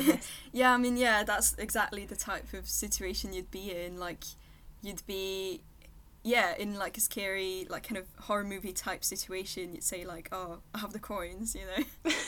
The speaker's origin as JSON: {"language": "English", "town": "Versailles", "region": "Île-de-France", "country": "France", "tie": "born or raised there", "second_language": "English", "said": "I'm from Versailles, which is like right next to Paris"}